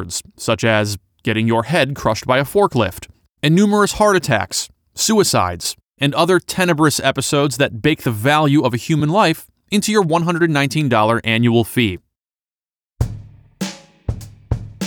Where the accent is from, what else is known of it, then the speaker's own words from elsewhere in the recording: Detroit, Michigan, United States; Growing up in the Detroit area